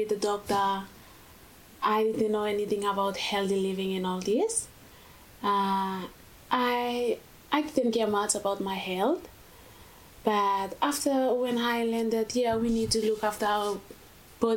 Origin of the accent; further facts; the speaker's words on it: Vanuatu; moved away as an adult; now in Australia; I'm from Vanuatu.